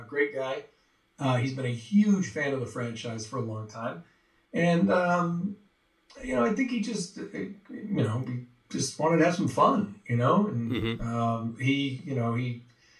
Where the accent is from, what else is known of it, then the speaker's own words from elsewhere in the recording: Massachusetts, United States; also born or lived in Connecticut / Rhode Island; now in Los Angeles, United States; went to Massachusetts